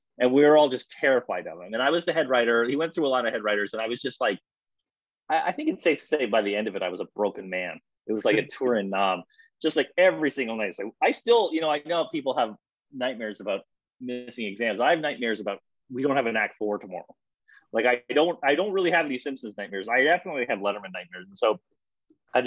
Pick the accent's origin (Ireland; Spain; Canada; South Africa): Canada; moved away as an adult; now in United States; I'm Canadian. I'm a small town Canadian.